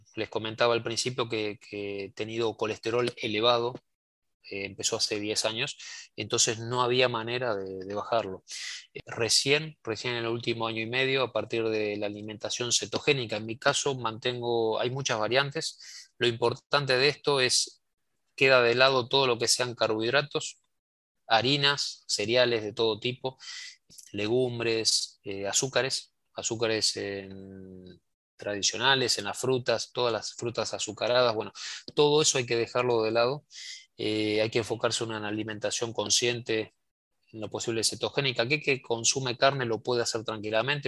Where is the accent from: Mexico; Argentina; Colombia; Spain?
Argentina; mi país, Argentina